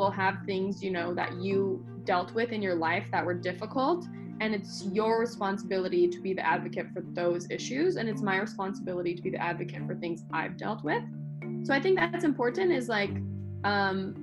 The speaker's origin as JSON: {"language": "English", "town": "Los Angeles", "region": "California", "country": "United States", "said": "I'm from Los Angeles, the land of failed actors and actresses"}